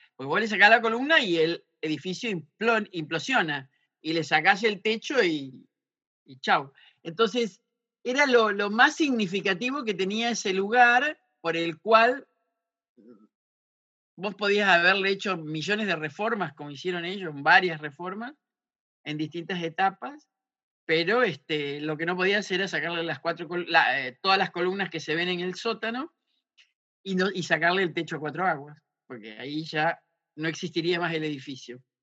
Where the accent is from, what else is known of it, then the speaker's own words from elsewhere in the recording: Santa Fe, Argentina; moved away as an adult; also born or lived in Chaco / Misiones / Buenos Aires; yo soy santafesina